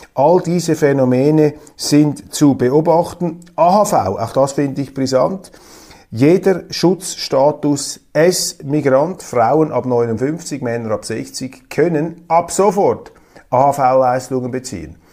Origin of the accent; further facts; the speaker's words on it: Switzerland; wir Schweizer